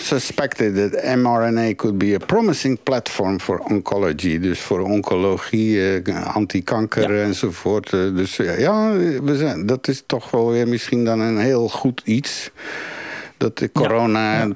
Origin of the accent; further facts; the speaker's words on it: Woerden, Utrecht, Netherlands; moved away as an adult; also born or lived in Turkey; now in Belgium; in Nederland bijvoorbeeld, waar ik vandaan kwam, in Woerden